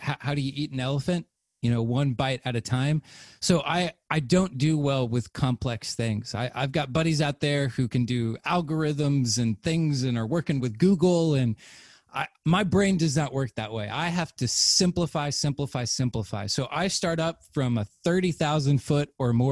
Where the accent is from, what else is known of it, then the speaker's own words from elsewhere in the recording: the Bible Belt, United States; I grew up in the Bible Belt